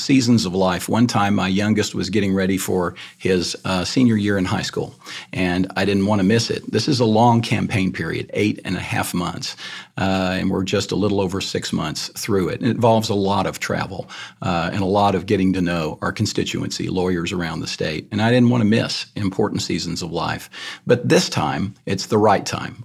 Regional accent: Iowa Park, Texas, United States; born or raised there; moved away as an adult; also born or lived in San Antonio, Texas / Austin, Texas

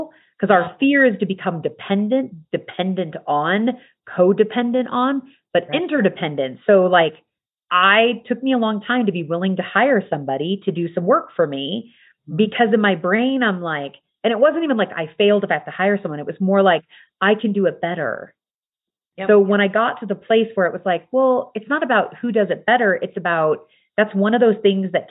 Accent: United States; I am American, raised in the culture of America

